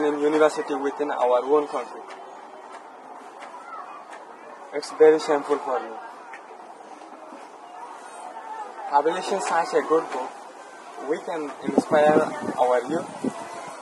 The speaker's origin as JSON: {"language": "English", "town": "Buthidaung", "region": "Rakhine State", "country": "Myanmar", "tie": "born or raised there", "moved": "as an adult", "lives_now": "Bangladesh", "said": "I was born and raised in Butidon, North Arakan, state of Myanmar"}